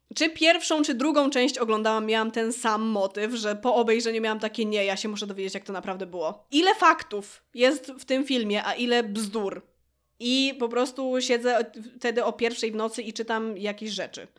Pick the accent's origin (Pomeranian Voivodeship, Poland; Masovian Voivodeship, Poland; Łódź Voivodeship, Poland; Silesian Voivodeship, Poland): Łódź Voivodeship, Poland; Łódź; jestem z Łodzi